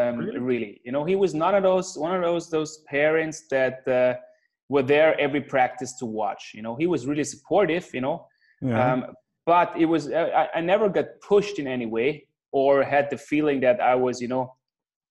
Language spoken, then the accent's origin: English; south of Austria, Austria; born or raised there